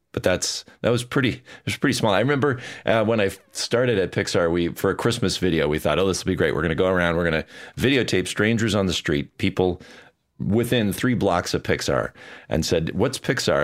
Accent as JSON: {"language": "English", "town": "Bloomington", "region": "Minnesota", "country": "United States", "tie": "born or raised there", "also_born_or_lived": "Edina, Minnesota", "said": "I was born in Bloomington, Minnesota. Well, actually, Edina, but I grew up in Bloomington, which is, uh, you know, just south of the Twin Cities"}